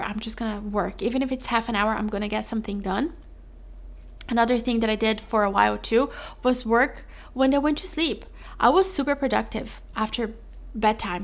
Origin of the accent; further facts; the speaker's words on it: Brazil; moved away; I'm from Brazil.